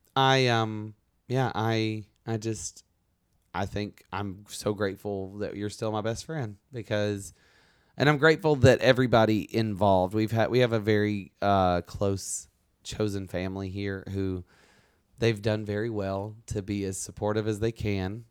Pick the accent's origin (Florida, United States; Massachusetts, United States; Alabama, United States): Alabama, United States; moved away; we're both from Alabama